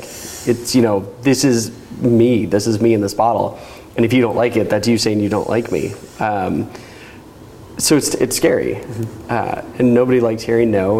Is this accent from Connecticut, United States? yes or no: no; Chicago, Illinois, United States; now in Oregon, United States; I grew up in Chicago.